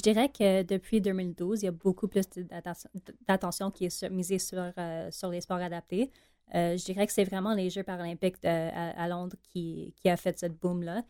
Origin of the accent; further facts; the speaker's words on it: Montreal, Quebec, Canada; accent: anglophone; Moi, je suis de euh, de Pierrefonds à Montréal.